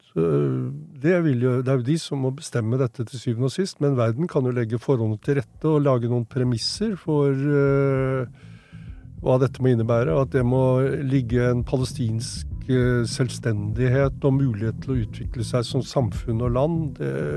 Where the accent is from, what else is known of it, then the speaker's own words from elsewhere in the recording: Norway; jeg vokste jo opp i Norge